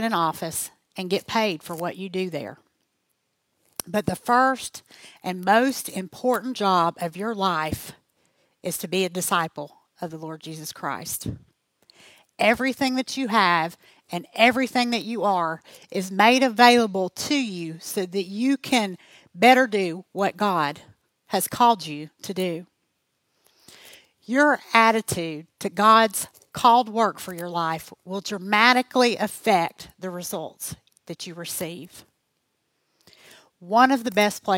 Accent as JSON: {"language": "English", "town": "Greenfield", "region": "Ohio", "country": "United States", "tie": "born or raised there", "said": "…, who is actually from my hometown. That is what Greenfield, Ohio is famous for."}